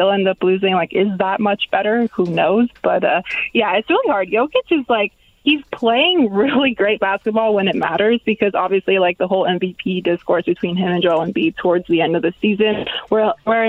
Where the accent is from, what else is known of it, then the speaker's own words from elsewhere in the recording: Toronto, Ontario, Canada; I'm from Toronto.